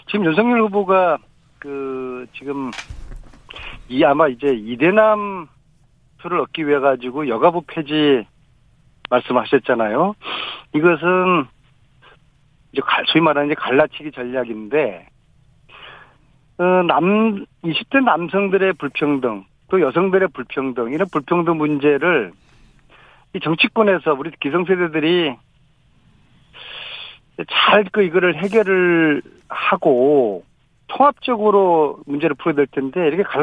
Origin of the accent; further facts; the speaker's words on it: Uiryeong, South Gyeongsang, South Korea; 그 경남 거제, 하동, 또 제 고향 의령, 그다음에 창원 이렇게 돌았는데요.